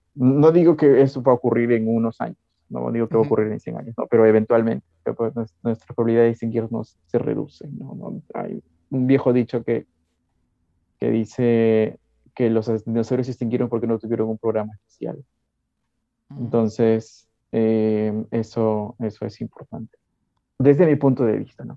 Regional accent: Piura, Peru; Como soy piurano y he crecido en, en, Arenales

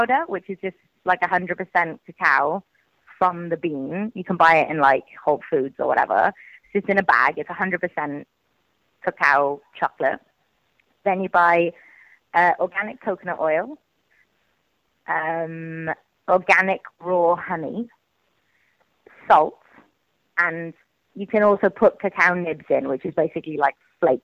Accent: Wales, United Kingdom; I'm Welsh

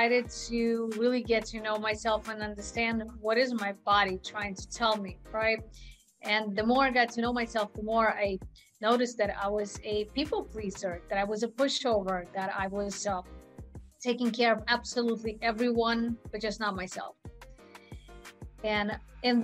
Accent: Russia; moved away; I was born in Russia.

